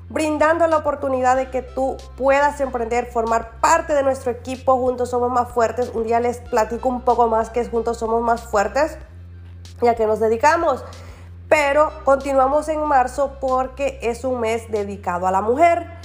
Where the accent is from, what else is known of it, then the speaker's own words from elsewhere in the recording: Nicaragua; now in California, United States; soy de Nicaragua y vivo en Brengo, California.